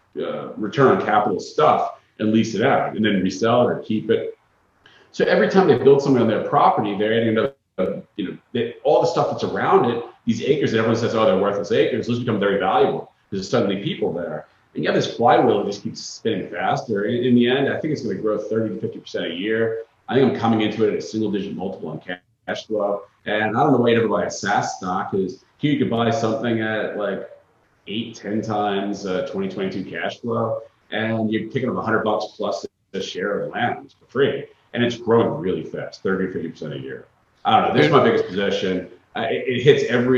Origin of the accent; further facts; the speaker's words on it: Long Island, New York, United States; now in Florida, United States; I'm from Long Island originally